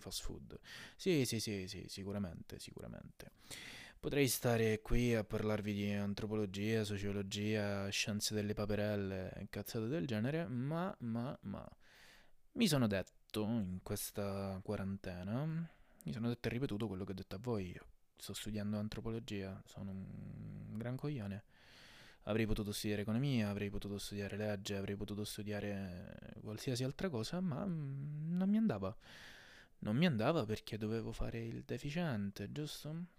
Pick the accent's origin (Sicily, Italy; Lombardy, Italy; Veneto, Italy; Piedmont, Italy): Sicily, Italy; non so se si sente dall'accento, ma sono anche siciliano